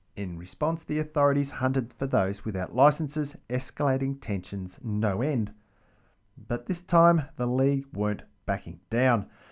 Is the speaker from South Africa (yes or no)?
no; Melbourne, Victoria, Australia; the capital city of Melbourne, my hometown